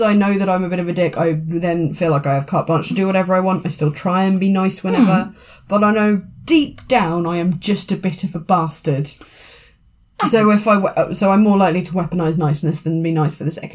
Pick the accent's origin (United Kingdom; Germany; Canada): United Kingdom; I'm British